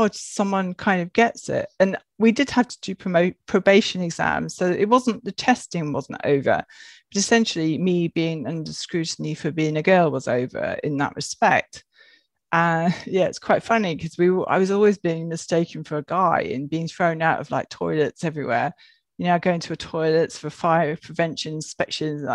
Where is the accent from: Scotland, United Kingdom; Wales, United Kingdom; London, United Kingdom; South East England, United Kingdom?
Wales, United Kingdom; growing up in Wales, we lived in a cottage